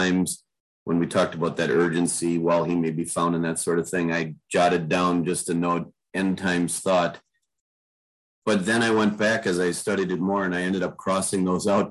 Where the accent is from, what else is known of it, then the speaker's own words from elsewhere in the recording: Manitowoc, Wisconsin, United States; moved away; I grew up in Manitowoc, Wisconsin, so lots of farming going on around there